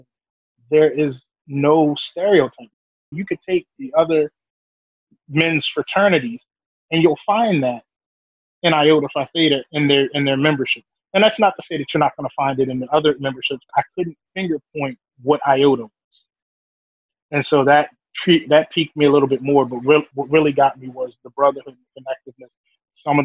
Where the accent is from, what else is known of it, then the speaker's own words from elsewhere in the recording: Owings Mills, Maryland, United States; also born or lived in Baltimore, Maryland; I grew up in Owings Mills, Maryland